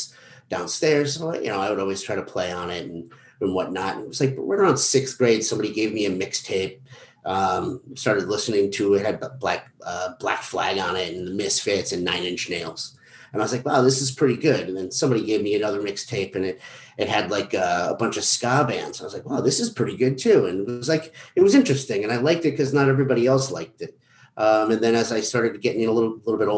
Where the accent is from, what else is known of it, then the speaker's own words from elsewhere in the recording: Canton, Connecticut, United States; moved away; also born or lived in Fort Lauderdale, Florida / Boston; I grew up in Canton, Connecticut